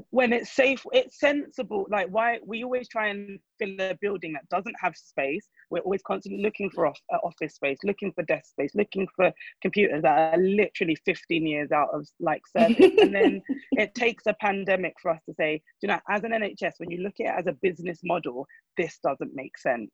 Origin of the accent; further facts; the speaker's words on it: Nigeria; I am a Nigerian.